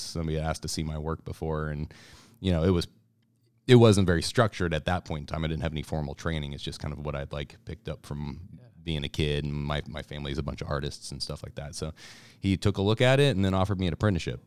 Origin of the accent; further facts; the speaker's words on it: Columbia, Missouri, United States; now in Kansas City, United States; I'm originally from Kansas City. moved to Columbia, Missouri, about nineteen eighty-nine was, like, eight, nine years old, was out there for about twenty years